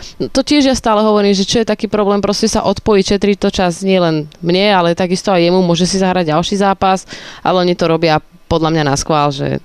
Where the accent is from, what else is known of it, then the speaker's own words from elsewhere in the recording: Slovakia; ja som zo Slovenska